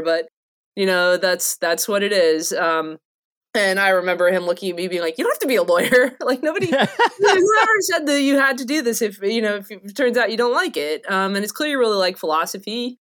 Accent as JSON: {"language": "English", "region": "North Carolina", "country": "United States", "said": "I'm from North Carolina"}